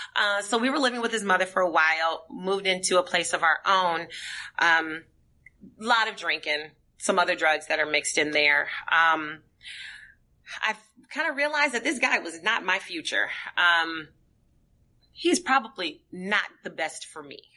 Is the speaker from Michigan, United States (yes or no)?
no; St. Paul, Minnesota, United States; born and raised in St. Paul, Minnesota.